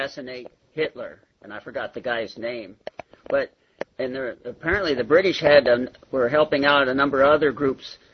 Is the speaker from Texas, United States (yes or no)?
no; Bay Area, California, United States; also born or lived in San Diego; I grew up in the Bay Area